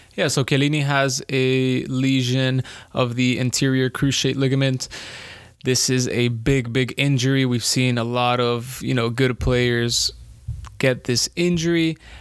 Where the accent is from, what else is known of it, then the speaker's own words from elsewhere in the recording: Colombia; I'm from Colombia